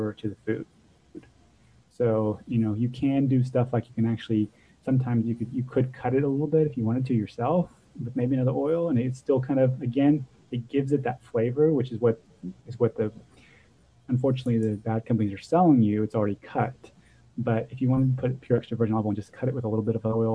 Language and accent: English; Texas, United States; moved away; I'm from Texas originally